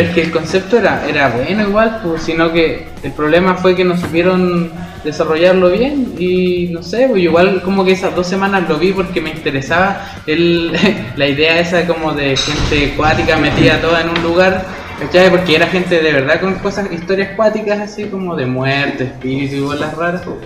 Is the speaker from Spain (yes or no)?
no; Chile; somos chilenos